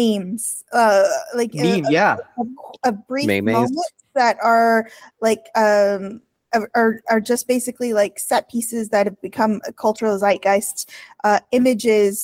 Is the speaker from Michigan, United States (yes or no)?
yes; Michigan, United States; I also grew up in small town Michigan